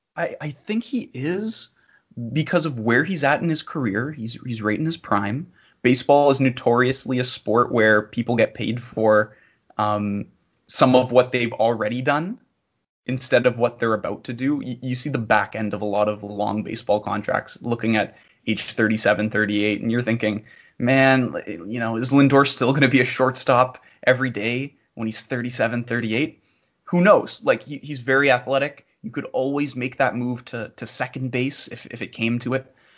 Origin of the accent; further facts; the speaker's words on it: bordering Michigan, Ontario, Canada; as a Canadian uh, and as a Canadian who borders Michigan